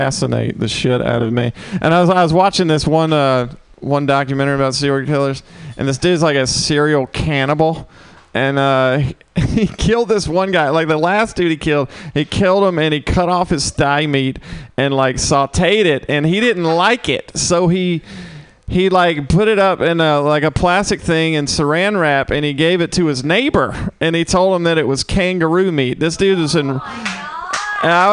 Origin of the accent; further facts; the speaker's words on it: Mississippi, United States; now in San Francisco, United States; I'm from Mississippi